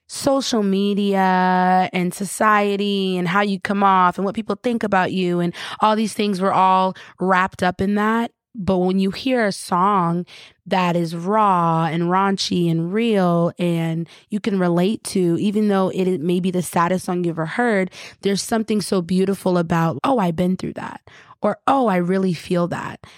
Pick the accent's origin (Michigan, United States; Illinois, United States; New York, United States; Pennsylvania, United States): New York, United States; Rochester; moved away as an adult; also born or lived in Long Island, New York; I grew up in Rochester, and it was the suburbs and stuff.